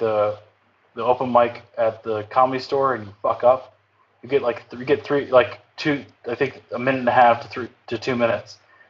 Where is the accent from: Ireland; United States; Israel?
United States; North Carolina; moved away; Born and raised in North Carolina.